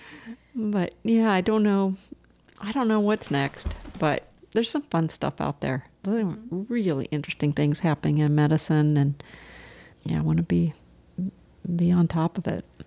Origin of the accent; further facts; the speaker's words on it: Southern California, United States; moved away as an adult; also born or lived in Chicago / Boston / Charlottesville / Gloucester Rockport area; now in Scottsville, United States; I grew up in Southern California where there's, you know, it's congested